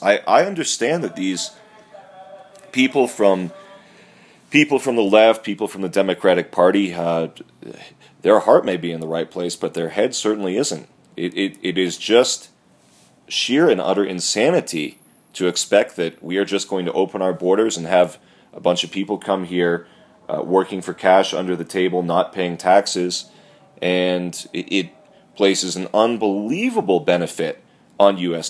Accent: Massachusetts, United States; my home state of Massachusetts

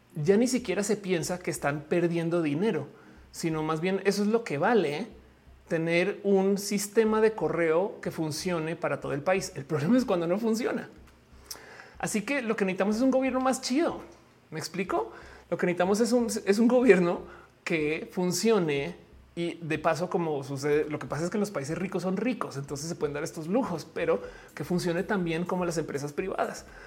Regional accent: Mexico; como mexicana

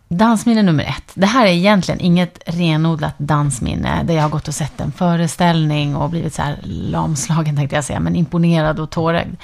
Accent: near the border with Finland, northern Sweden, Sweden; Jag är ju född och uppvuxen i liksom, norra Sverige, ja. med, nära gränsen till Finland

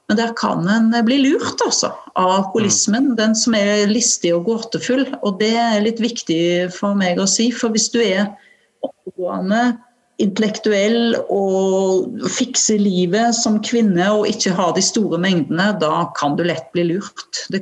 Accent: Western Norway, Norway; accent: Vestlandet dialect; jeg har jo en sånn dialekt fra Vestlandet òg, og så har jeg blitt ganske avslepen og snakker litt sånn

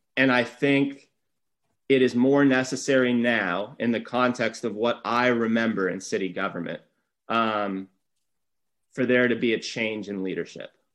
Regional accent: Santa Barbara, California, United States; I'm born and raised here. This is Santa Barbara's my hometown

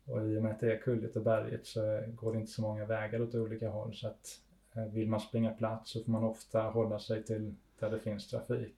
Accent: Ängelholm, Skåne, Sweden; moved away as an adult; now in Italy; vi flyttade hit när jag var tre år gammal och så är jag. Jag är uppvuxen här helt enkelt. Men bor inte här.

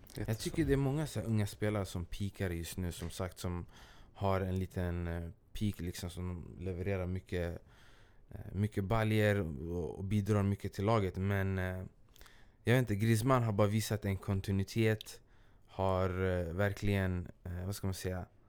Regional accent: Stockholm, Stockholm County, Sweden; jag kommer från Askeby, det är en del av Rinkeby

